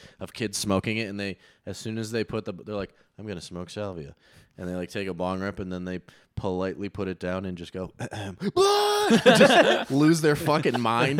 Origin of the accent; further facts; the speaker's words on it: Plainville, Connecticut, United States; now in Los Angeles, United States; my hometown, you would literally have a mansion. An absolute gorgeous mansion. Yeah, that's true. Connecticut, Plainville, small town.